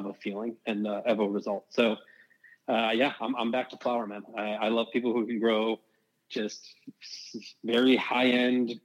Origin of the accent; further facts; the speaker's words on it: Chicago, Illinois, United States; moved away; I'm originally from Chicago